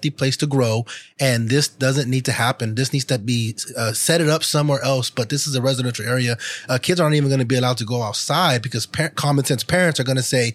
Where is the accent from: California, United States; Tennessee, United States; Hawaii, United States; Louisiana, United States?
California, United States; Fresno; I'm from Pinedale. I was a child there. I moved there when I was real young.